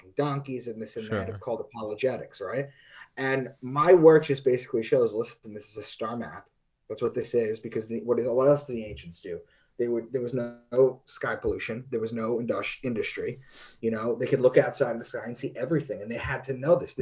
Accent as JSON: {"language": "English", "region": "New York", "country": "United States", "said": "I'm from New York"}